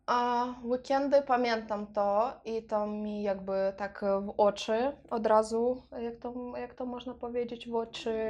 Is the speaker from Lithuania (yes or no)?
no; Transnistria, Moldova; Polish is a second language; moved away as an adult; now in Poland; wyjechałam z Naddniestrza, to była taka bardzo ciężka decyzja, bo e, mieszkałam w Naddniestrzu 23 lata